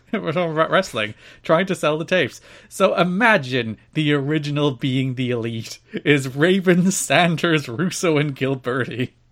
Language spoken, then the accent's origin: English; Ireland; as an Irishman